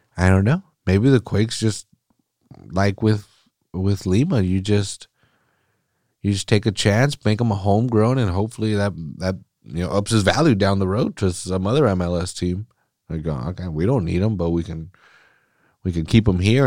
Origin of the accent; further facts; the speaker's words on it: Mexico; first language Spanish; English is a second language; I'm, I'm Mexican. I, I, Spanish was my first language, and I'm terrible at it now